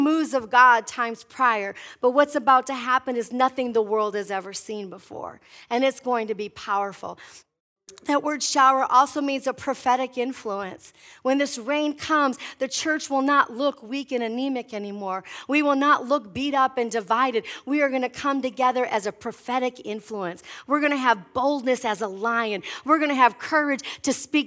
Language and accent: English; Midwest, United States; I'm from the Midwest where there's grass